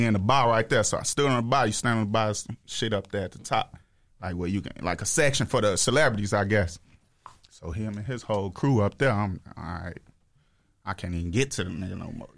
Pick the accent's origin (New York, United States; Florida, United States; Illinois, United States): Illinois, United States; Chicago; I'm from Chicago